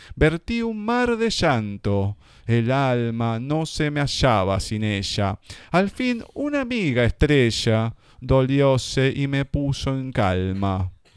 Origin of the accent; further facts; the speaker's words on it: Argentina; todos los que somos argentinos